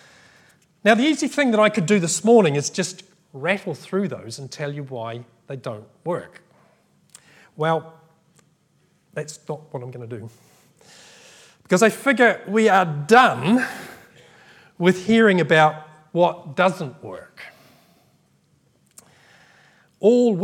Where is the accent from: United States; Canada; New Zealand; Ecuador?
New Zealand; now in United Kingdom; I grew up in New Zealand